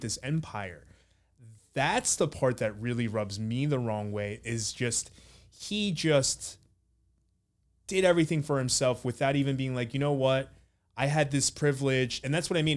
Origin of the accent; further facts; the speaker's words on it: United States; growing up in America without those representations